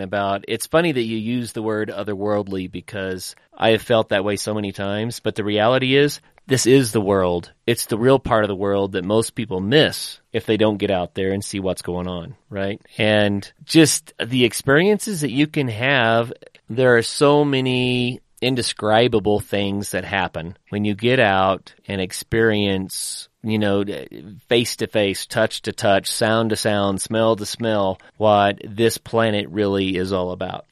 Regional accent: northeastern Oklahoma, United States; growing up in Oklahoma

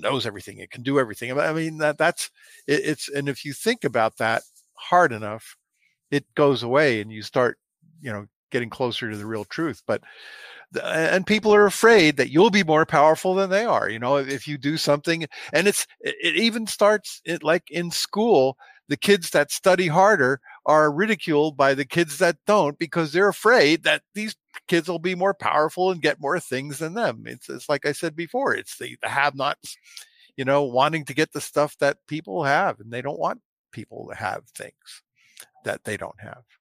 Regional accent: New Jersey, United States; moved away; I'm from Jersey originally, not too far from there

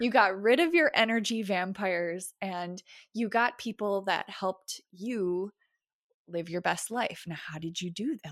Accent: United States; as an American

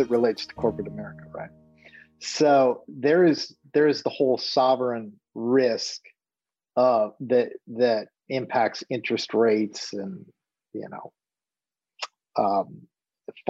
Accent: Minneapolis, Minnesota, United States; I'm from Minneapolis, St. Paul area

